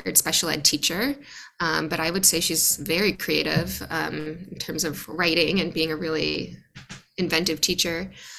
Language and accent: English; Suffolk County, Long Island, New York, United States; moved away as an adult; now in New York City, United States; I'm a Suffolk girl